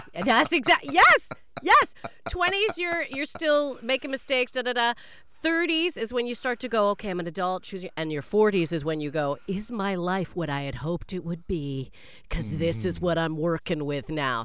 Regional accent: Canada; I am a Canadian

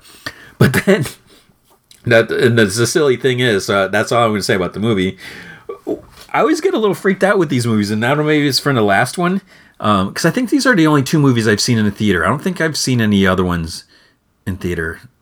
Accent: Midwest, United States; I was born and raised in, in the Midwest

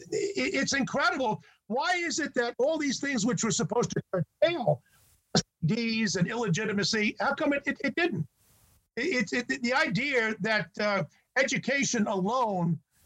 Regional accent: New York, United States; When I was a kid, back in the 1950s, growing up in New York

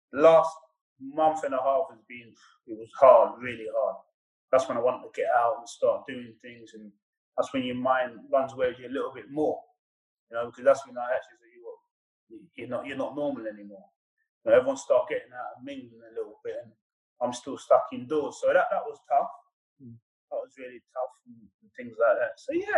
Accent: England, United Kingdom; growing up in England, every kid's dream is to play football.

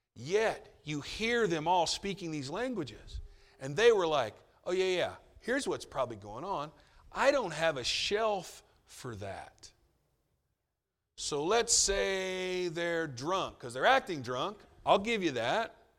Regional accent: United States; as an American

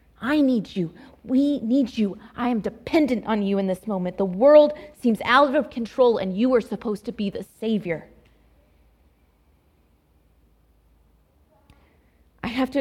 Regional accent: Dallas Metroplex, Texas, United States; moved away; also born or lived in Fort Worth, Texas / Abilene, Texas; my home state of Texas

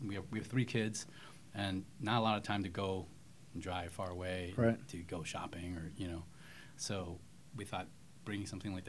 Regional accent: Claremont, California, United States; also born or lived in Pico Rivera, California; now in Whittier, United States; We're both originally from Claremont.

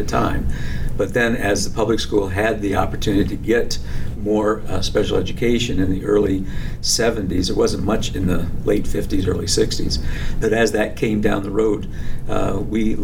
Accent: New Jersey, United States; also born or lived in Michigan / Ohio / Grand Rapids, Michigan / Hatfield, Pennsylvania; now in Union Grove, United States; I was born in Michigan, raised in New Jersey, and schooled in Ohio

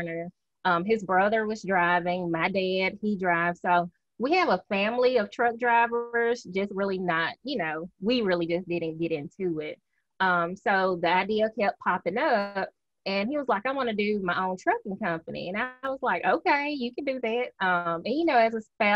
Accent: Mississippi, United States; I am from Mississippi, good old Southern girl. When people hear me, they automatically say, "Where are you from?"

